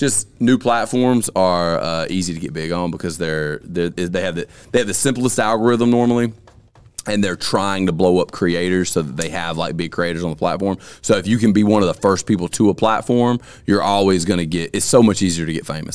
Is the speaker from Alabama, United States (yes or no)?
yes; Alabama, United States; born and raised in Alabama